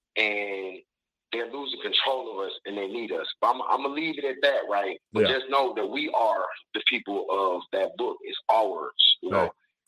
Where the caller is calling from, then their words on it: Detroit, Michigan, United States; I'm calling from your hometown, Detroit.